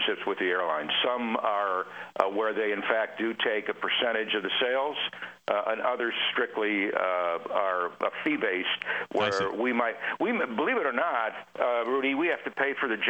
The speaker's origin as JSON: {"language": "English", "region": "Illinois", "country": "United States", "tie": "born or raised there", "moved": "yes", "lives_now": "Phoenix, United States", "said": "I grew up in Illinois"}